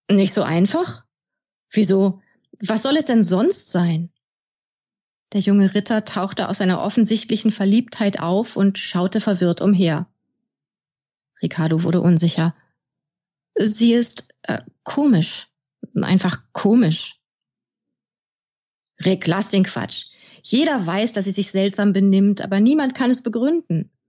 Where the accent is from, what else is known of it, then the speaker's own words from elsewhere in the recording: Bremerhaven, Bremen, Germany; born there; now in Braunschweig, Germany; Ich bin in Bremerhaven geboren, habe in Münster studiert und bin derzeit mit Katze, Fisch und Mann wohnhaft in Braunschweig in unserem kleinen Häuschen.